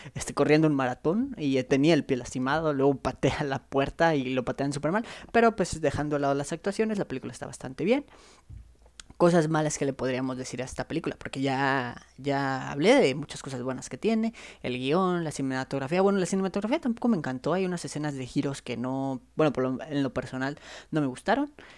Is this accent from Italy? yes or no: no; Chiapas, Mexico; yo soy de Chiapas